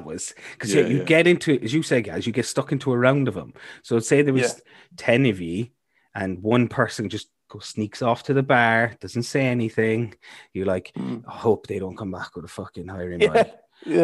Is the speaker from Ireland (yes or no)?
yes; Cork, Munster, Ireland; now in Milford Sound, New Zealand; I'm from Cork